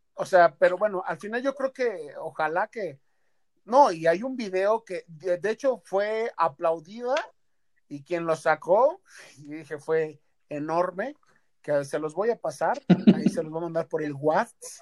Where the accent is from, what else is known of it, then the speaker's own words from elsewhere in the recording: Mexico; nosotros como mexicanos